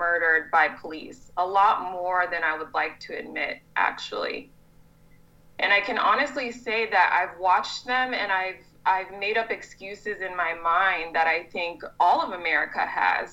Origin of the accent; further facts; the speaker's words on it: California, United States; moved away as an adult; now in Madison, United States; I grew up in California